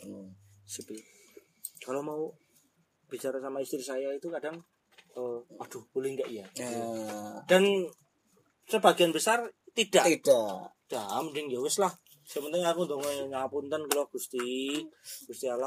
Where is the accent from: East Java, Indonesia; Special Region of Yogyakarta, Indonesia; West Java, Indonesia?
Special Region of Yogyakarta, Indonesia; Yogyakarta; dan kampung saya itu dulu waktu kecil itu di Jelagran, Jelagran